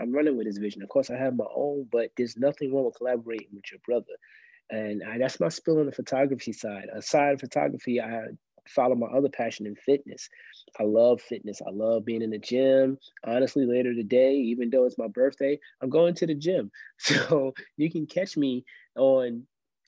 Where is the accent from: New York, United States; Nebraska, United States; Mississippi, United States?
New York, United States; New York City; now in Columbia, United States; I'm originally from Brooklyn, New York, but I live in South Carolina, Columbia, South Carolina right now.